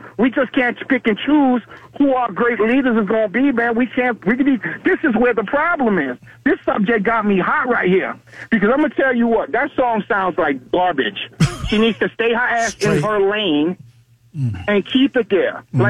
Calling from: Navarre, Florida, United States; from Navarre, man.

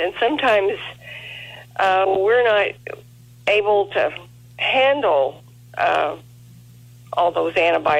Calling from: El Dorado Springs, Missouri, United States; El Dorado Springs, Missouri.

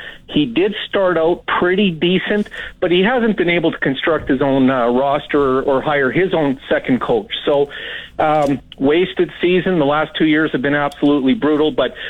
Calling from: Saskatoon, Saskatchewan, Canada

